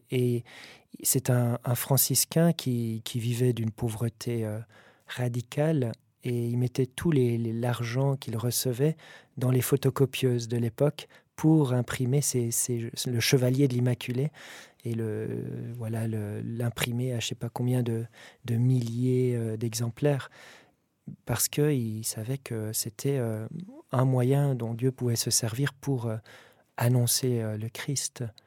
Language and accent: French; Valais, Switzerland; je suis valaisan